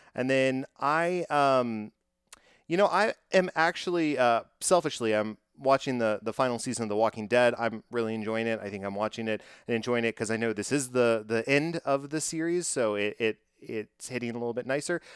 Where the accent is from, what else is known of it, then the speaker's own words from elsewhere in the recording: Texas, United States; I am from Texas